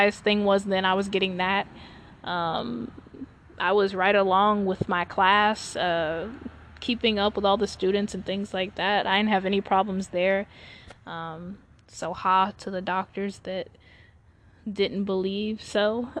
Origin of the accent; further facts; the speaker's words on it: Charlotte, North Carolina, United States; I was born in Charlotte, North Carolina